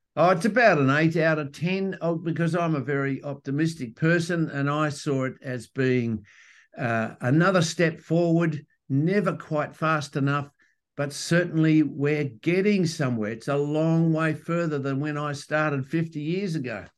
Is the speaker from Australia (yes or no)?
yes; Western Australia, Australia; I'm from Western Australia